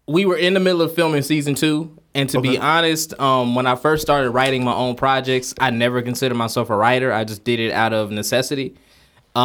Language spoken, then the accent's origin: English; Big Spring, Texas, United States; moved away as an adult; now in Dallas, United States; Big Spring, my hometown.